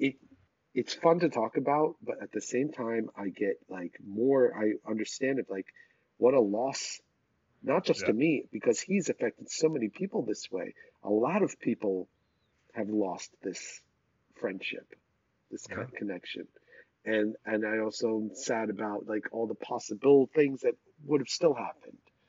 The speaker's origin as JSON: {"language": "English", "area": "Rockland County", "region": "New York", "country": "United States", "tie": "born or raised there", "also_born_or_lived": "Boston", "moved": "as an adult", "said": "when I was growing up in Rockland County outside of New York"}